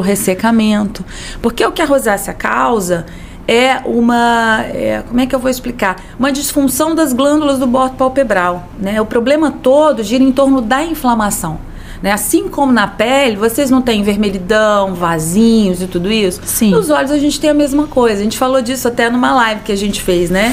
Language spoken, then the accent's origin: Portuguese; Campos dos Goytacazes, Rio de Janeiro, Brazil; moved away as an adult; now in Rio de Janeiro, Brazil; eu sou de Campos, mas vim para o Rio